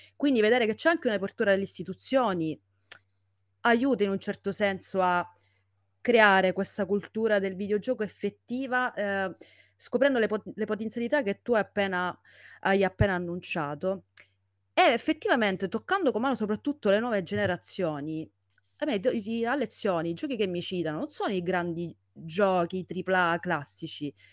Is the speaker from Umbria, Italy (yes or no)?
no; Sicily, Italy; moved away as an adult; now in Rome, Italy; io da, da siciliana sto a Roma ormai da diversi anni